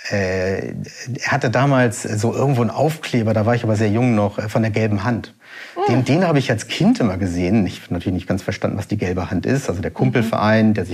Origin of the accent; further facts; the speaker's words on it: Hamburg, Germany; born there; also ich bin in Hamburg geboren, in Altona, aber ähm, mein, also beide Eltern, Mutter und Vater, sind äh, aus, ja, aus Kalkutta eben.